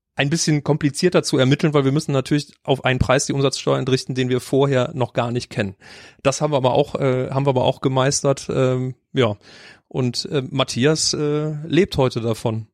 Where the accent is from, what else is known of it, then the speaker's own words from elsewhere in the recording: Mönchengladbach, North Rhine-Westphalia, Germany; moved away as an adult; now in Cologne, Germany; Ich bin auch nicht in Köln geboren. Ich komme gebürtig aus Mönchengladbach.